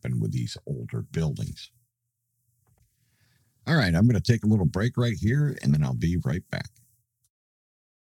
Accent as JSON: {"language": "English", "town": "Troy", "region": "Pennsylvania", "country": "United States", "tie": "born or raised there", "moved": "yes", "lives_now": "Roxboro, United States", "said": "my hometown of Troy, Pennsylvania"}